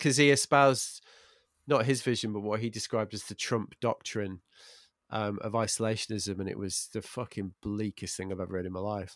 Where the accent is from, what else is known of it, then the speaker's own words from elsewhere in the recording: England, United Kingdom; I'm, I'm English